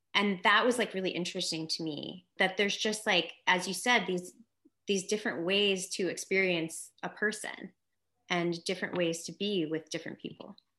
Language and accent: English; New York City, New York, United States; moved away as an adult; also born or lived in California / Los Angeles; I grew up in Manhattan on the Upper West Side.